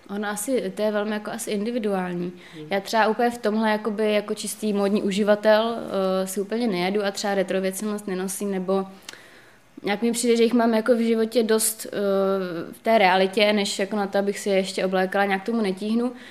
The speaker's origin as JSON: {"language": "Czech", "region": "Moravia", "country": "Czechia", "said": "Já teda jednak pocházím z Moravy"}